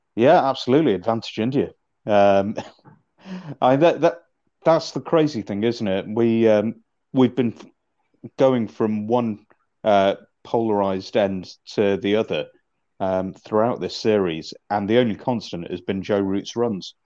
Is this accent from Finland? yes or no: no; Manchester, North West England, United Kingdom; I'm originally from Manchester